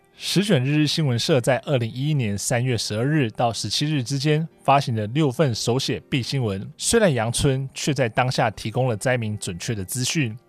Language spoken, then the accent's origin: Chinese; Taiwan; 我来自台湾